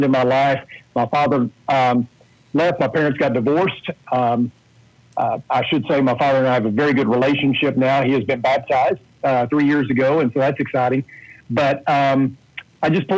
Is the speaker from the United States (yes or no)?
yes; Paragould, Arkansas, United States; now in Abilene, United States; I grew up in Paragould, Arkansas.